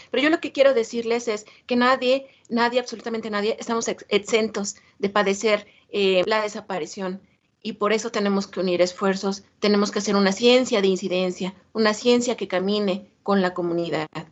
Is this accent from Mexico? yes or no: yes; Mexico